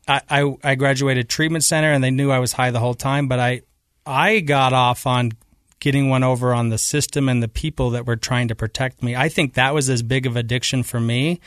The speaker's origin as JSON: {"language": "English", "town": "Taylorsville", "region": "Utah", "country": "United States", "tie": "born or raised there", "also_born_or_lived": "Kearns, Utah", "said": "I grew up in Taylorsville, Utah. in Kearns"}